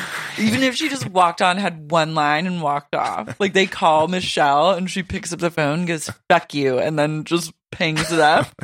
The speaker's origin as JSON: {"language": "English", "region": "Oklahoma", "country": "United States", "tie": "born or raised there", "said": "Like, I grew up in Oklahoma."}